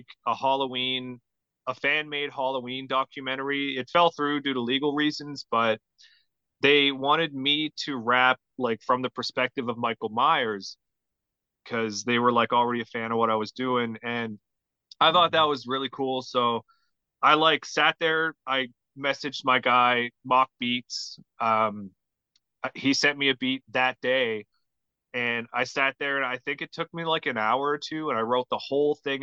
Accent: Carbonear, Newfoundland and Labrador, Canada; I grew up in Carbonear, Newfoundland, in like yeah. a small town

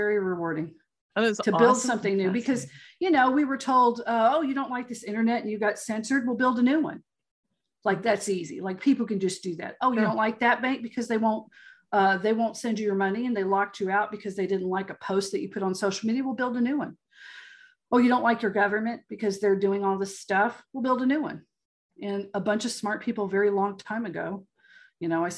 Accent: Texas, United States; I'm still a Texan

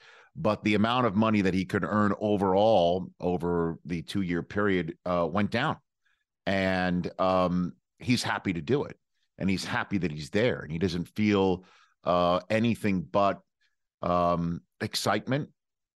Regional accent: Staten Island, New York, United States; Staten Island is where I grew

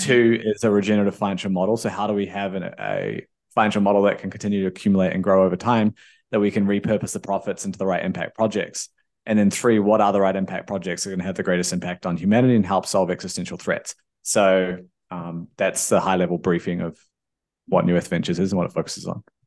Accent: New Zealand; I, I grew up in New Zealand.

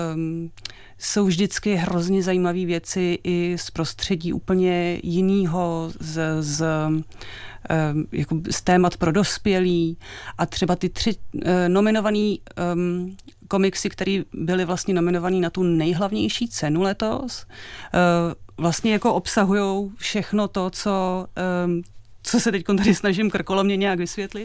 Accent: Czechia; u nás v Čechách

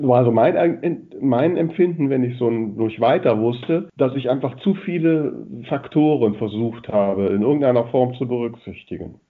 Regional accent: Grefrath area, North Rhine-Westphalia, Germany; jetzt ist das auch die Gegend, wo ich groß geworden bin

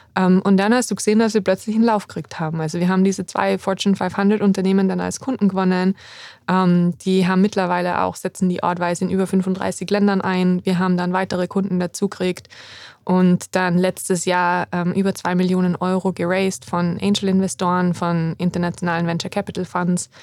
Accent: Salzburg, Austria; moved away as an adult; also born or lived in Innsbruck; Ich bin im schönen Salzburg in Österreich aufgewachsen

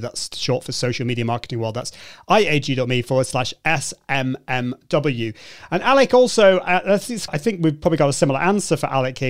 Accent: United Kingdom; a Brit coming over to the US

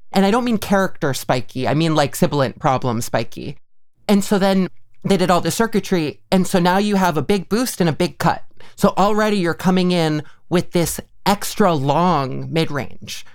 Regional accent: Mahopac, New York, United States; now in Northampton, United States; Mayapac, New York, or Putnam County

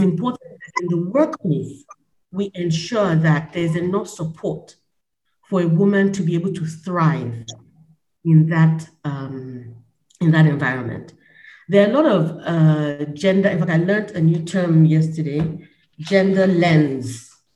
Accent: Nigeria; my perspective as a Nigerian

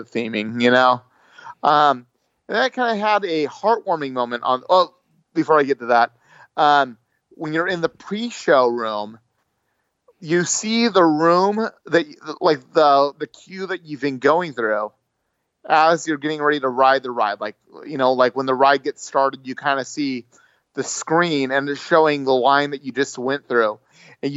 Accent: United States; I'm from the USA

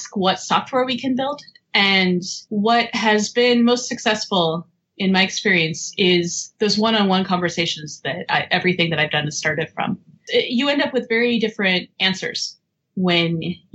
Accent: Portland, Oregon, United States; I grew up in Portland

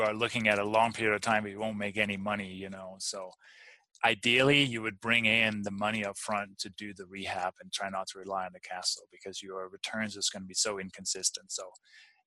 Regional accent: Denmark; also born or lived in Durango; now in United States; growing up I'm from Denmark originally

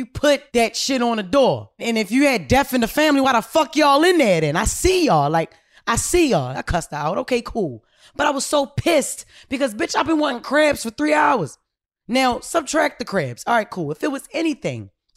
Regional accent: Baltimore, Maryland, United States; I'm from Baltimore City, home of the crab

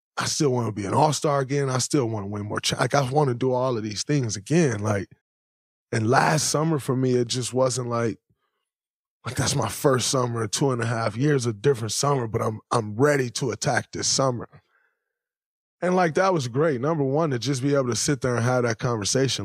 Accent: Saginaw, Michigan, United States; moved away; as a kid growing up in Saginaw, Michigan

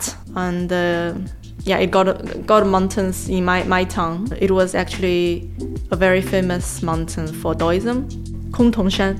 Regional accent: Pingliang, Gansu, China; now in Shanghai, China; I'm from Gansu.

